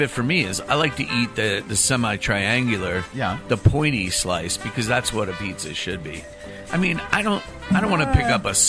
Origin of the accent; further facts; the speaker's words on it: New Jersey, United States; moved away; I was born New Jersey.